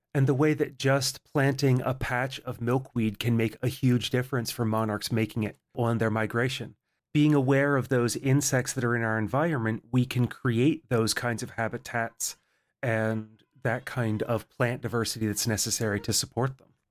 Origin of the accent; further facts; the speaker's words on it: mid-Atlantic, Appalachia, United States; I grew up in Appalachia in the mid Atlantic here in the United States